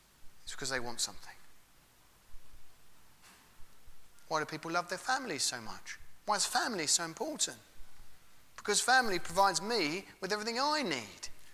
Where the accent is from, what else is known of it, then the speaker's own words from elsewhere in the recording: England, United Kingdom; We're English, aren't we? Not all of us, but we all live in England